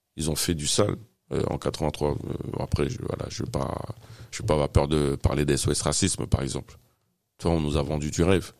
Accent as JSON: {"language": "French", "town": "Fresnes", "region": "Île-de-France", "country": "France", "tie": "born or raised there", "also_born_or_lived": "Paris (18th arrondissement)", "said": "ils ont décidé de s'installer dans le Val-de-Marne, dans la ville de Fresnes, là où j'ai grandi"}